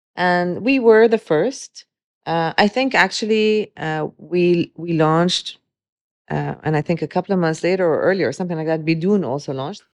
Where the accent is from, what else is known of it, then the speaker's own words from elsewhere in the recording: Dubai, United Arab Emirates; also born or lived in Beirut, Lebanon; growing up in Dubai